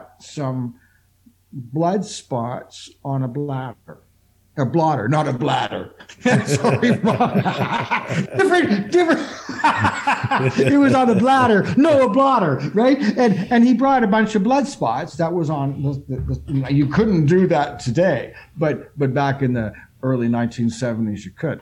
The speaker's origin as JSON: {"language": "English", "town": "Toronto", "region": "Ontario", "country": "Canada", "said": "here in Toronto, because I'm from Toronto"}